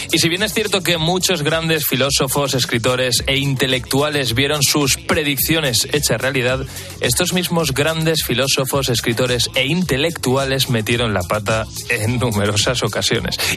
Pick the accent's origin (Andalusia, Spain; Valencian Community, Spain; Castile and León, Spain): Valencian Community, Spain; Valencia; Soy de Valencia.